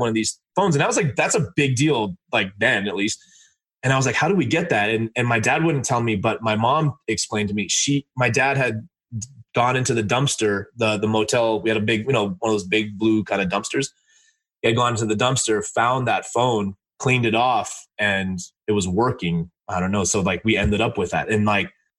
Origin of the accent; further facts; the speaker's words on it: Los Angeles, California, United States; I grew up in LA in a motel, and I'm Indian